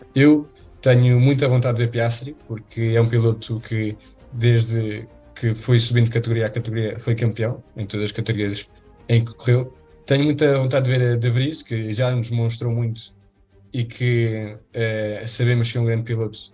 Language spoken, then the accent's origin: Portuguese; Spain; eu sou espanhol